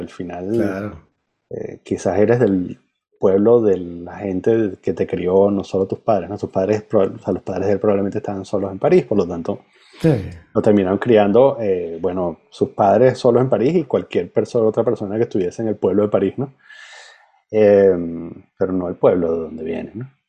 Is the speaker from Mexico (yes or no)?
no; Venezuela; Y, Dios me cuide de, que se me salga que soy venezolano